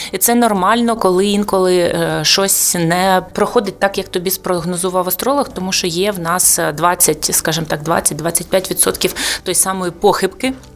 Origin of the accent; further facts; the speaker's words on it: Mariupol, Donetsk Oblast, Ukraine; moved away as an adult; ми з Маріуполя, втратили будинок